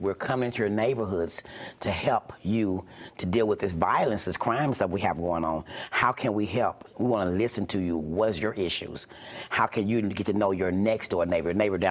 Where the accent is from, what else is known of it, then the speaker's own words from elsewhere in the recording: Kansas City, Missouri, United States; I'm born and raised in Kansas City. This is my city.